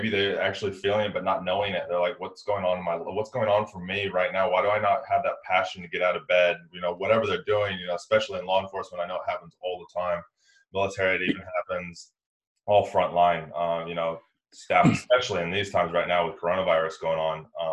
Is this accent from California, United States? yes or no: yes; California, United States; moved away as an adult; I'm from California